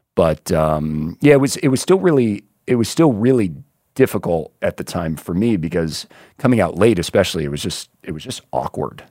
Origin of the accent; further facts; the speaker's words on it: Vero Beach, Florida, United States; I grew up in Little Vera Beach, Florida